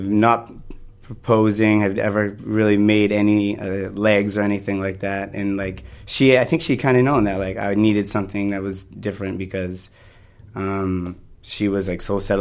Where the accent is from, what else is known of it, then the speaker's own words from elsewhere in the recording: near Fort St. John, British Columbia, Canada; moved away as an adult; near my hometown where most of my family had moved to, a place called Fort St. John